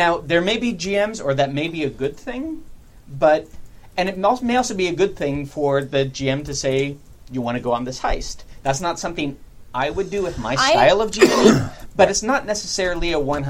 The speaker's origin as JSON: {"language": "English", "country": "United Kingdom", "said": "It's a wankometer because we're British."}